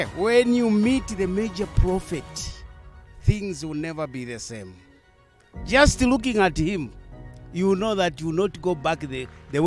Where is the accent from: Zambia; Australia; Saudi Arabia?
Zambia; Kitwe, Copperbelt Province; coming from Zambia.